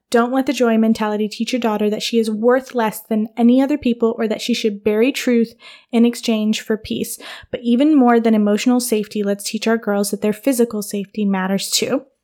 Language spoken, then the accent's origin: English; Michigan, United States; moved away as an adult; also born or lived in New York / Wooster, Ohio; now in Ohio, United States; my childhood was Michigan